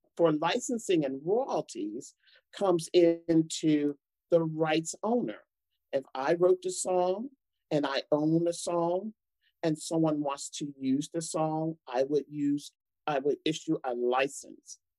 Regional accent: United States; I'm African American, I'm a woman

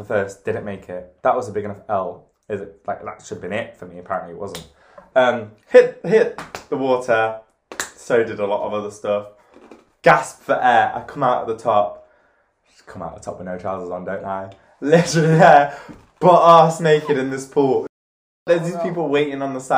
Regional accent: Cyprus; we're both from Cyprus.

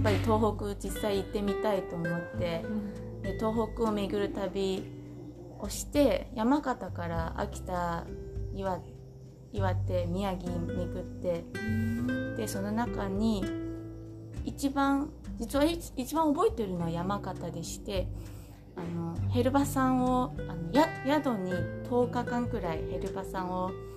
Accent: Taoyuan, Taiwan; Japanese is a second language; moved away as an adult; now in Senboku, Japan; 出身は台湾の桃園というところ

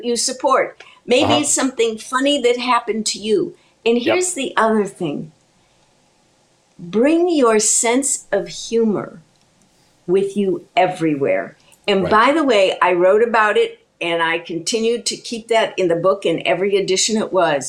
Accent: Chicago, Illinois, United States; I was raised in Chicago

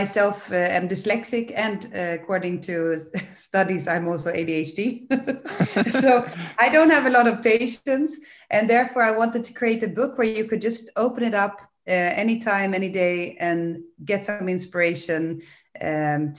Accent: Sweden; also born or lived in England / United States; now in Netherlands; I'm originally from Sweden, but I've lived abroad in England and in the US, and lived since almost 18 years here in Holland

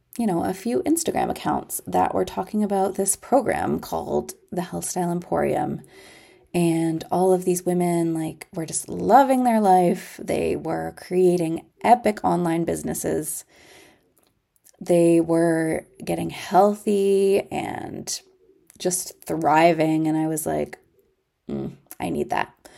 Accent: Ontario, Canada; I am from Ontario, Canada

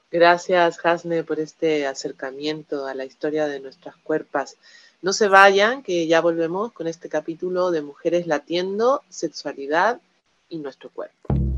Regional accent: Mexico; moved away; soy partera tradicional mexicana y asesora de lactancia

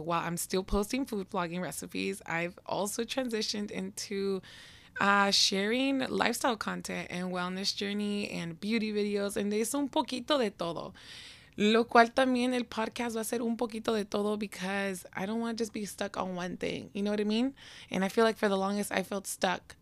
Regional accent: Seattle, Washington, United States; your girl was born and raised in Seattle, Washington.

